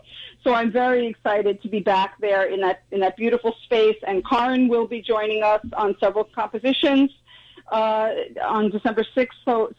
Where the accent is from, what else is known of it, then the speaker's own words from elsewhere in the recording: New York, United States; I grew up in New York.